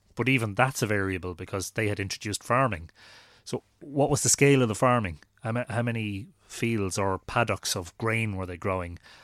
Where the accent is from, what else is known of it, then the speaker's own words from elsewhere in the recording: Drogheda, Leinster, Ireland; born in Drogheda and li-, I've lived here all my life